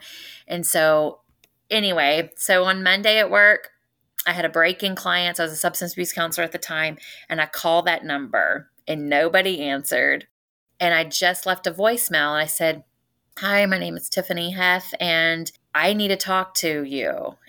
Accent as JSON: {"language": "English", "town": "Spring Hill", "region": "Louisiana", "country": "United States", "tie": "born or raised there", "said": "But the crazy things is we grew up in Spring Hill."}